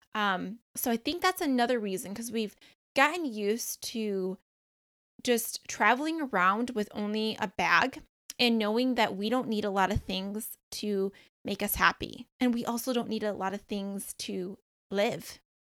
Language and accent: English; Michigan, United States; moved away as an adult; also born or lived in Beaufort, South Carolina; now in South Carolina, United States; I'm originally from Michigan, and then we ended up moving to South Carolina